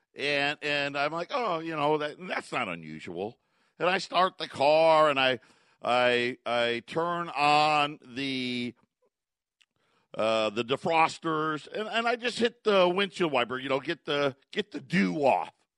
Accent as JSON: {"language": "English", "town": "Syracuse", "region": "New York", "country": "United States", "tie": "born or raised there", "moved": "yes", "lives_now": "Phoenix area, United States", "said": "I grew up in Syracuse"}